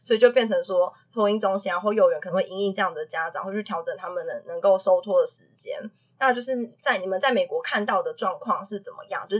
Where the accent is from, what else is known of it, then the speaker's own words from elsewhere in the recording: Taiwan; 我们台湾的状况